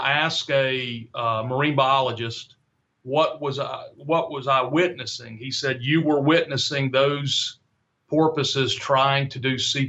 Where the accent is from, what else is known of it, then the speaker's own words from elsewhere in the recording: Florida, United States; I was down where I grew up in Florida.